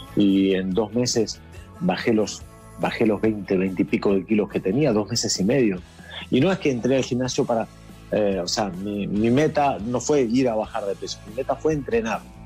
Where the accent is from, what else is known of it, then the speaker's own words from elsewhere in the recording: Argentina; now in Madrid, Spain; soy conocido como Argentina